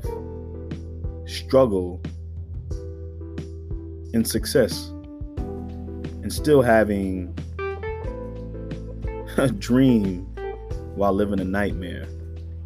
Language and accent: English; United States; as an African-American man growing up in America, you know, in the inner city